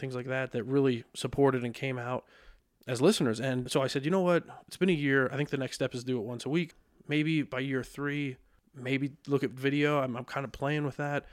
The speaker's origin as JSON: {"language": "English", "town": "Lebanon", "region": "Pennsylvania", "country": "United States", "tie": "born or raised there", "also_born_or_lived": "Kutztown, Pennsylvania", "said": "born and raised in Lebanon"}